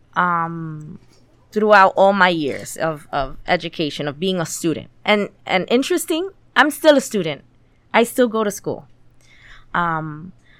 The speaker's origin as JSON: {"language": "English", "town": "New York City", "region": "New York", "country": "United States", "moved": "as an adult", "lives_now": "Middletown, United States", "said": "I'm from Middletown. Well, I'm from the Bronx, but I live in Middletown"}